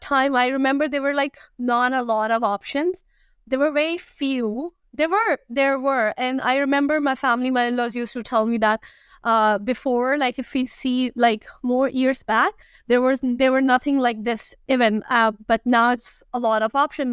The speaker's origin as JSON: {"language": "English", "town": "Karachi", "region": "Sindh", "country": "Pakistan", "tie": "born or raised there", "moved": "as an adult", "lives_now": "Toronto, Canada", "said": "I am born and I'm raised in Karachi"}